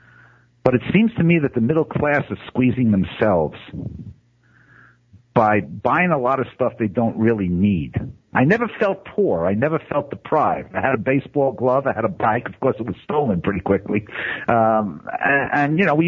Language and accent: English; New York City, New York, United States; I grew up in Brooklyn